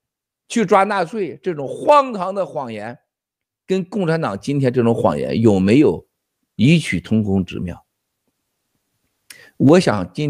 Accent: China; 我们感受到，就是人家对我们中国人的这种越来越这种憎恨

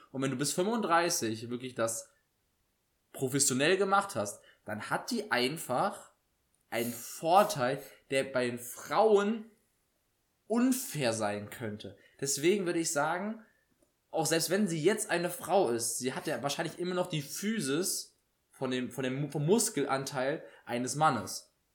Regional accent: Germany; bei uns in Deutschland

